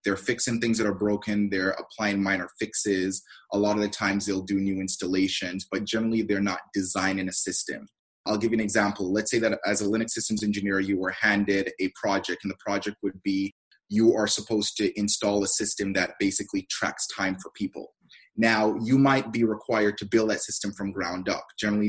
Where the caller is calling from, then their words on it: Herndon, Virginia, United States; So I'm calling from the beautiful state of Virginia.